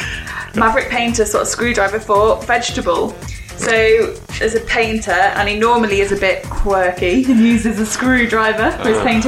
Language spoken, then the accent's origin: English; Burton upon Trent, West Midlands, United Kingdom; Burton on Trent, my hometown